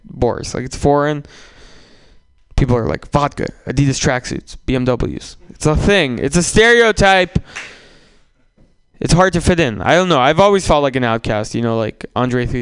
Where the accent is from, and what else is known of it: San Francisco, California, United States; born or raised there; also born or lived in Russia